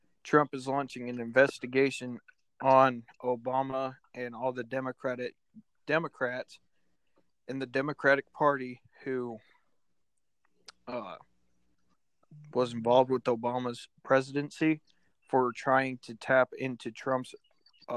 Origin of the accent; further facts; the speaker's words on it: United States; as an American